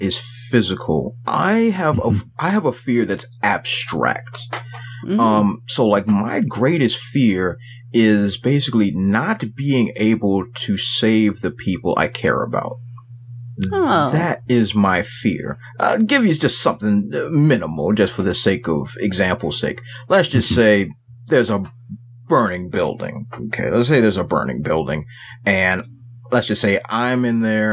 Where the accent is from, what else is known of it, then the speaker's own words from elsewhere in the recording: Washington, District of Columbia, United States; accent: hybrid city Southern slang; I'm from Washington, D.C.